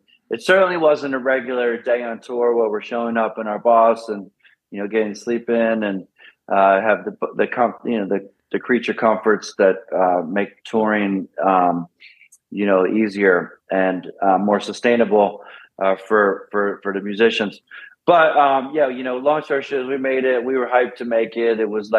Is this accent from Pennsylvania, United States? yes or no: yes; Pennsylvania, United States; Oh, that was from the race scene growing up in the Poconos there.